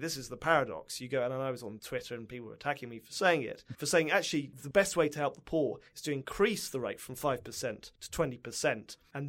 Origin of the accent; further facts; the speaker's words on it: United Kingdom; now in United States; One of the huge irritations you have as a Brit in America